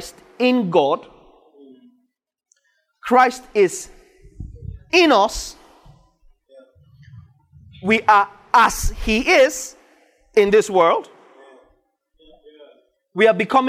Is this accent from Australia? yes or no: no; Northern Nigeria, Nigeria; I grew up in northern Nigeria. I speak Hausa